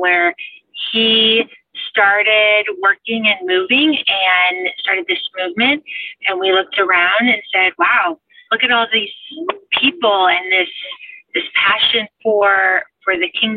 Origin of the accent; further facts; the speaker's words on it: Seattle, Washington, United States; moved away; So I grew up in Seattle, and I've lived all over the country